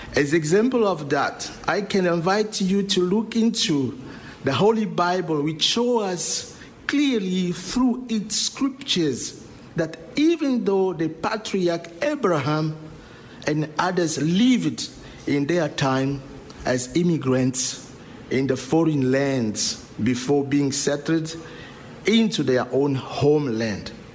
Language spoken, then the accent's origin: English; Angola; English is a second language; moved away as an adult; now in Lewiston, United States; from the Republic of Angola